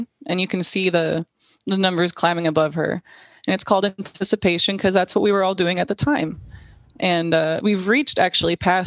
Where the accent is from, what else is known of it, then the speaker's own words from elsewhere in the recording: Southlake, Texas, United States; I was raised in Southlake, Texas.